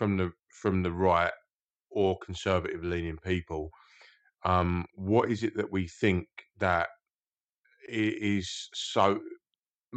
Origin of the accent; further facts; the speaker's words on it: United Kingdom; a proud British man